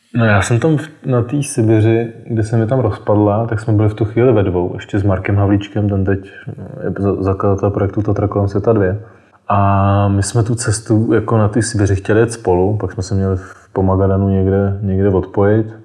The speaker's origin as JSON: {"language": "Czech", "region": "South Bohemian Region", "country": "Czechia", "said": "která jsem z Jižních Čech"}